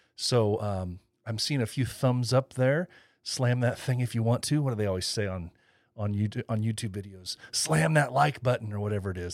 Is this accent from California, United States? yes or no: no; Indiana, United States; my home state, Indiana